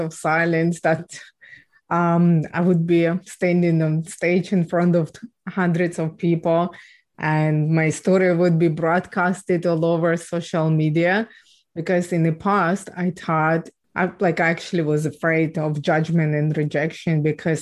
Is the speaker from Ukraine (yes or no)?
yes; Ukraine; I was born and raised in Ukraine